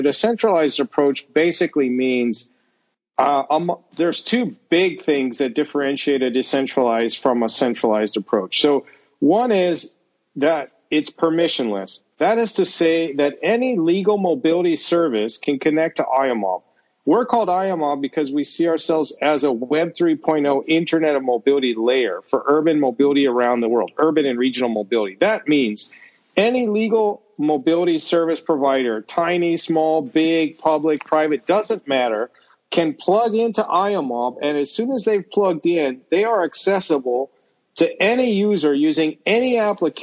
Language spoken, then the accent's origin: English; United States; moved away as an adult; I'm from the States originally, the US that is. I haven't lived there in almost 20 years